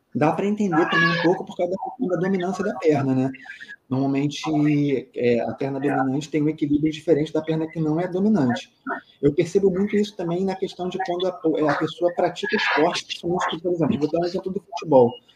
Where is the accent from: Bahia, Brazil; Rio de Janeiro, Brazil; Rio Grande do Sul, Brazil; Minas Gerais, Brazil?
Rio de Janeiro, Brazil; eu sou aqui do Rio